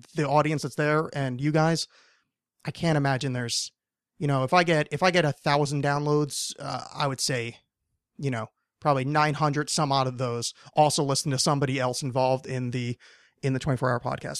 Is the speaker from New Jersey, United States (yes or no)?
yes; New Jersey, United States; I'm from New Jersey